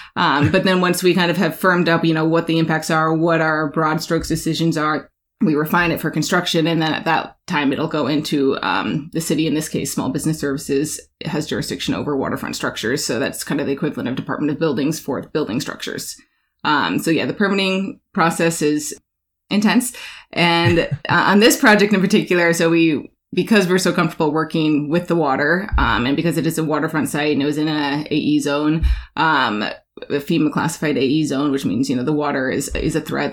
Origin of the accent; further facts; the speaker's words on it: Alaska, United States; moved away; also born or lived in New York; I'm born and raised in Alaska